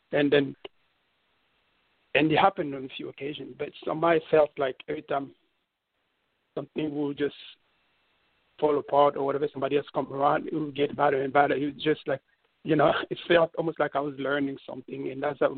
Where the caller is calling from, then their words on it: New York City, New York, United States; New York City.